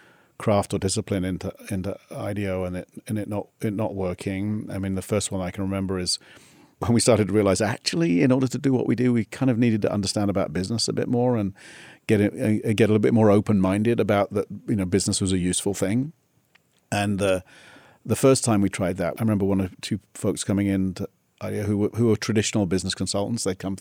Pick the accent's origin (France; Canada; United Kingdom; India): United Kingdom; South East England; Near Oxford.